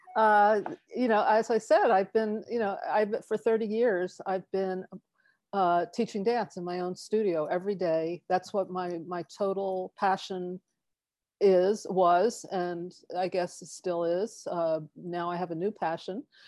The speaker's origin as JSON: {"language": "English", "region": "East Coast", "country": "United States", "tie": "born or raised there", "moved": "yes", "lives_now": "Tiburon, United States", "said": "I grew up on the East Coast"}